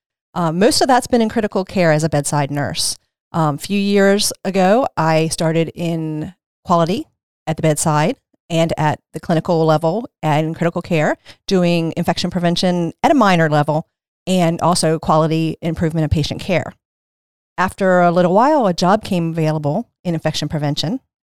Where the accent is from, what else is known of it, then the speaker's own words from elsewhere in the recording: Maryland, United States; I came here when I was 15, though, so kind of doesn't count. I was raised in Caroline County. I was raised in Caroline County. I graduated from North Carolina High School, and then I moved to Dorchester County after I got married.